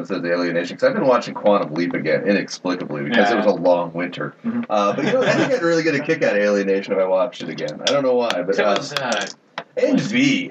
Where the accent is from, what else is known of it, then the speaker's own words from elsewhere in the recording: Muncie, Indiana, United States; now in Minneapolis, United States; Indiana. Muncie, okay. Indiana.